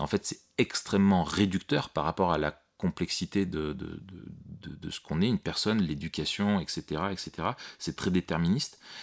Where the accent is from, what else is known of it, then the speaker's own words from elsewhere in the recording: France; chez nous en France